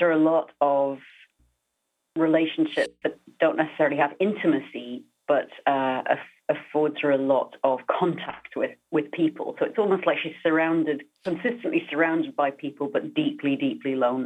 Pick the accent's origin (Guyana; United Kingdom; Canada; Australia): United Kingdom; now in United States; being British as being from anywhere that's not the US